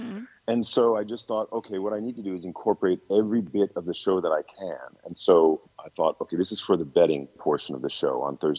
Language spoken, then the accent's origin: English; Clinton, Iowa, United States; moved away as an adult; now in Sun Prairie, United States; I grew up in Clinton, Iowa, and I went to University of Iowa in Iowa City.